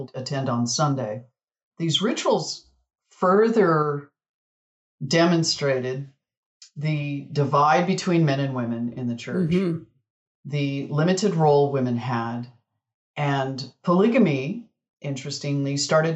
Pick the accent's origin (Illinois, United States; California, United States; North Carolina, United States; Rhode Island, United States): California, United States; a tiny town east of Palm Springs; I grew up in a tiny town east of Palm Springs, about 65 miles east there.